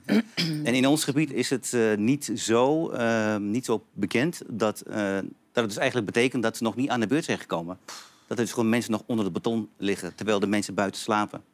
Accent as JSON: {"language": "Dutch", "town": "Hengelo", "region": "Overijssel", "country": "Netherlands", "also_born_or_lived": "Antakya, Turkey", "said": "ik kom uit Twente"}